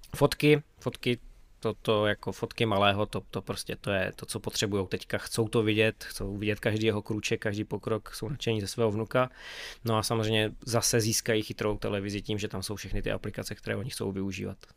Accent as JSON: {"language": "Czech", "region": "Beskydy", "country": "Czechia", "said": "u nás v Beskydech"}